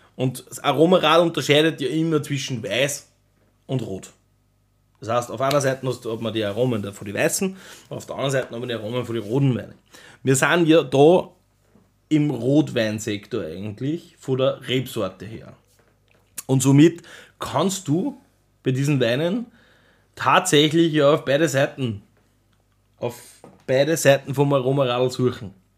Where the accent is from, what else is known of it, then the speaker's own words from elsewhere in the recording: Austria; bei uns in Österreich